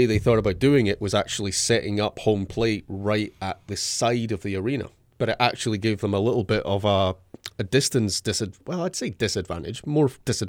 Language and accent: English; Scotland, United Kingdom; But as a Scotsman, you don't tend we tend to be pale blue in colour